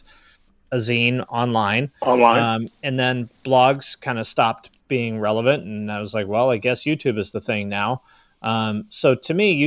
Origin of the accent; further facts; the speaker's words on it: Seattle, Washington, United States; I'm from Seattle